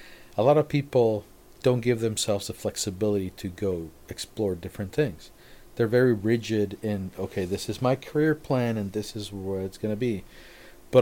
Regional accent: Mexico; moved away as an adult; also born or lived in Cabo San Lucas, Mexico / Victorville, United States; now in United States; I grew up in Mexico. I lived in Cabo. And then I'm in Victorville.

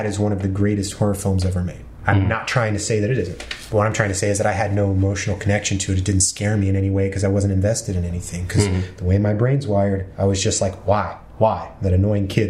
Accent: Marietta, Georgia, United States; born or raised there; now in Los Angeles, United States

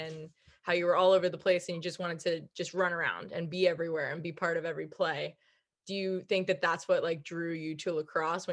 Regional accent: Islip, New York, United States; We grew up in Islip together.

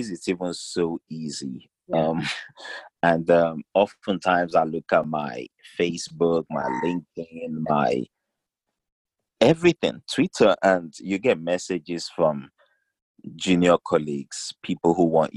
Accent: South West, Nigeria; also born or lived in South Wales / Cardiff / Newport / Plymouth; So we went back to Nigeria. Southwestern part of Nigeria, to be precise. Finished up the rest of my primary school, went to high school there

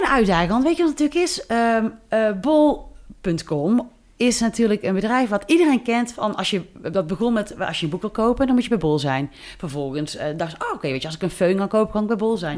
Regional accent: near Tilburg, North Brabant, Netherlands; also born or lived in Amsterdam; ik kom uit de buurt van Tilburg

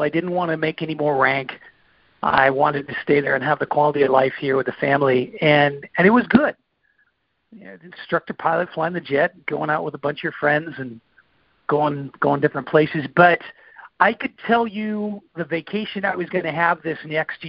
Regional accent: San Juan Island, Washington, United States; moved away as an adult; I grew up on San Juan Island, a small farming town, no stoplights, no fast food

